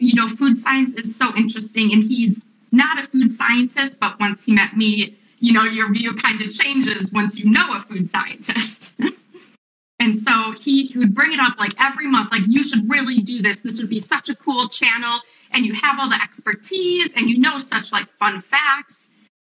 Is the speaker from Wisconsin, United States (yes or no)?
yes; Wisconsin, United States; I grew up in Wisconsin